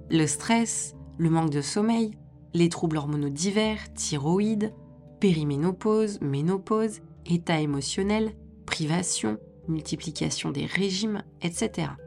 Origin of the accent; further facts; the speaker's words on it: France; En tant que Français, dans le pays qui affiche pour valeur principale l'égalité, ça ne passe pas.